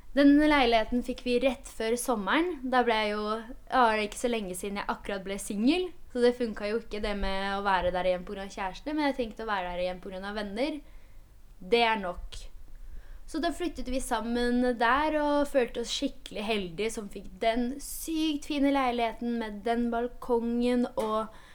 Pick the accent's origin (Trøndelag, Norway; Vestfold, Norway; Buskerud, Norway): Buskerud, Norway; Hønefoss; Norwegian is a second language; moved away as an adult; also born or lived in Poland; now in Oslo, Norway; Jeg har jo bodd i Hønefoss siden jeg var ti år. Det var da jeg flytta dit fra Polen.